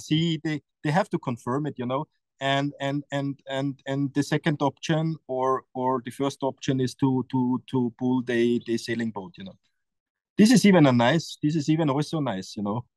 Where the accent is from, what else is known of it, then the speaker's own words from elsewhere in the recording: Austria; English is a second language; it's my hometown you know and it's it's a very powerful place